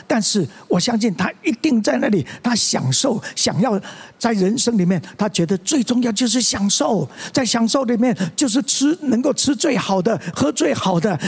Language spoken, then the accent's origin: Chinese; Tianzhong, Changhua County, Taiwan; moved away as an adult; 我在同小在田中的长老会长大